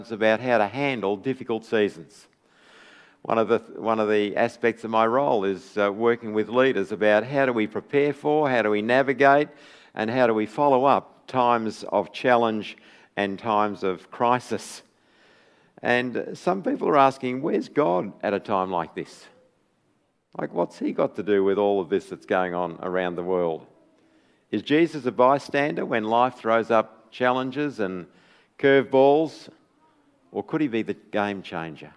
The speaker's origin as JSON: {"language": "English", "town": "Bendigo", "region": "Victoria", "country": "Australia", "tie": "born or raised there", "moved": "as an adult", "said": "Born and bred in Bendigo. Left when I was 18, but it's always good to come back"}